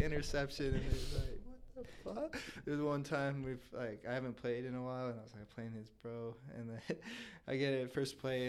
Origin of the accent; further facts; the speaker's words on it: Tulalip, Washington, United States; also born or lived in Pullman / Bellingham; now in Seattle, United States; enrolled Tulalip First. Grew up Tulalip, so lived on the res until I was 18.